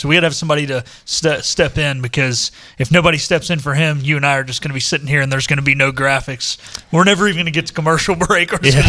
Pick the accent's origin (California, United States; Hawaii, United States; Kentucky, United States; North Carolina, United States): North Carolina, United States; Harrisburg; So grew up in Harrisburg, North Carolina, which is a suburb of Charlotte.